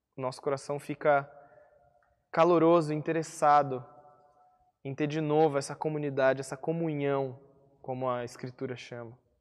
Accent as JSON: {"language": "Portuguese", "country": "Brazil", "also_born_or_lived": "interior of São Paulo", "lives_now": "Curitiba, Brazil"}